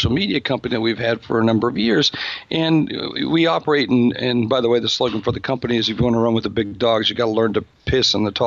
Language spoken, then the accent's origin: English; Sioux Falls, South Dakota, United States; I'm from Sioux Falls, South Dakota. I'm from a place that most people only know on a map